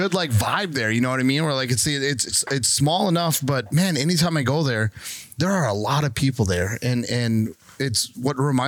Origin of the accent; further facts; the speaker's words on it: Crandon, Wisconsin, United States; I'm from Crandon, grew up in Crandon